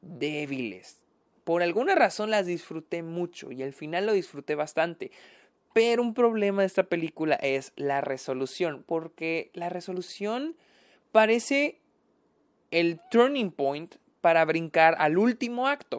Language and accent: Spanish; Mexico; yo que soy de México